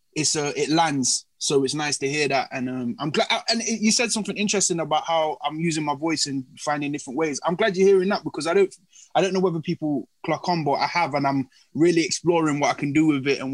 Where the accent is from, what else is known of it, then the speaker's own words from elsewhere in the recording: Nottingham, East Midlands, United Kingdom; I'm from Nottingham, born and bred, so it's been Notts.